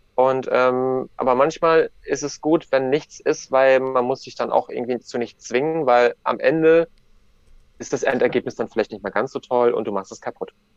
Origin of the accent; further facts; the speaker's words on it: Ribnitz-Damgarten, Mecklenburg-Vorpommern, Germany; Ich bin in Ribnitz-Dammgarten geboren